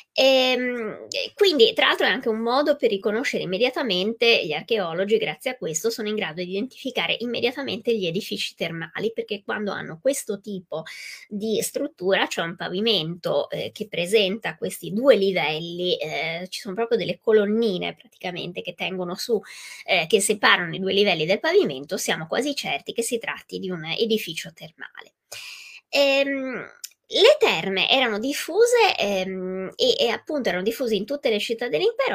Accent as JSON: {"language": "Italian", "town": "Venice", "region": "Veneto", "country": "Italy", "said": "io vengo dal Veneto, sono veneziana"}